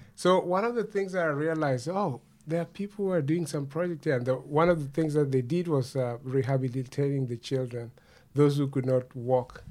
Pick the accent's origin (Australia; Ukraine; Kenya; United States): Kenya; Kendu Bay, Homa Bay County; now in Canada; I was re- born and raised in Kenya. I come from a small town called Kendu Bay